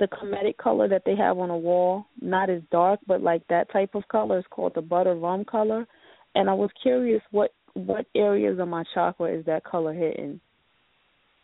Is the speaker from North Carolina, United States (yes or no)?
yes; Sanford, North Carolina, United States; now in New York, United States; I'm from Sanford, if you ever heard of Sanford. I'm from a small town